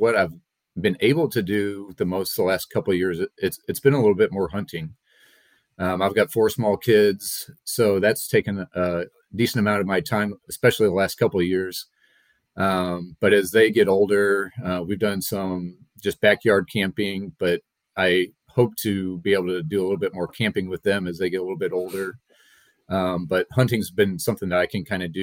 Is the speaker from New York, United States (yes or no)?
no; Missouri, United States; I grew up here in Missouri, in the business